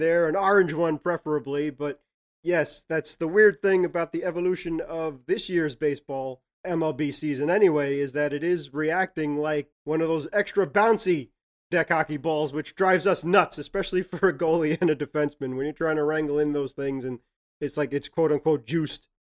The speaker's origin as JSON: {"language": "English", "region": "New York", "country": "United States", "said": "We're from New York"}